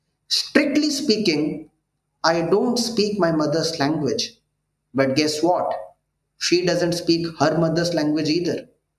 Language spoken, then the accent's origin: English; Rourkela, Odisha, India; first language Odia; English is a second language; I was born and raised in Rourkela, a small and cozy industrial city in Odisha.